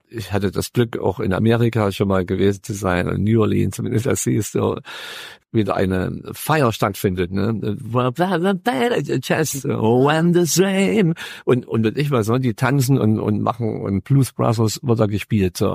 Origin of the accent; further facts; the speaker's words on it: Freiberg, Saxony, Germany; ich bin neben der Kirche aufgewachsen in Freiberg